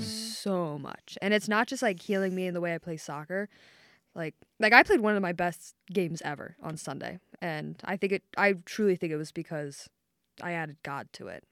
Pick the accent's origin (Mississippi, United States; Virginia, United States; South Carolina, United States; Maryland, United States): Maryland, United States; moved away as an adult; now in Ohio, United States; I'm from Maryland.